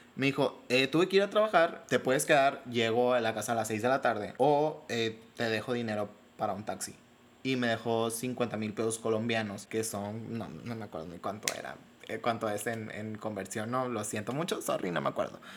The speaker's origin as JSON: {"language": "Spanish", "region": "Sonora", "country": "Mexico", "said": "soy de Sonora, soy de Sonora, aunque no parezca, soy de Sonora"}